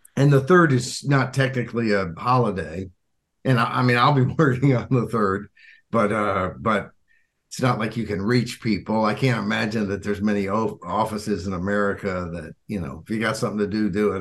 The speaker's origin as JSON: {"language": "English", "region": "Arkansas", "country": "United States", "tie": "born or raised there", "moved": "yes", "lives_now": "Washington, DC area, United States", "said": "I grew up in Arkansas"}